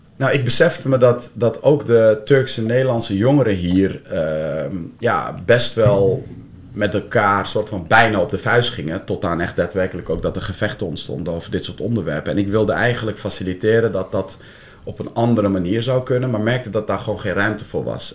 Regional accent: Deventer, Overijssel, Netherlands; moved away as an adult; also born or lived in Amsterdam; ik ben zelf geboren en getogen in Deventer

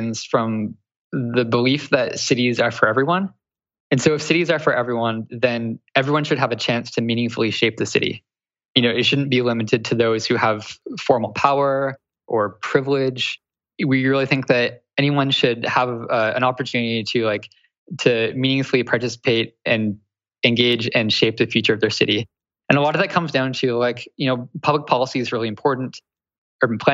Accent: Canada; accent: Canadian; also born or lived in Toronto; that's like my Canadian coming through

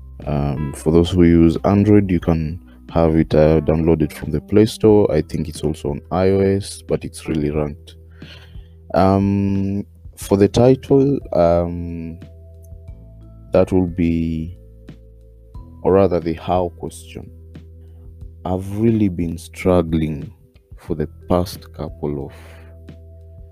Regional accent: Kenya; I'm Kenyan, very much Kenyan

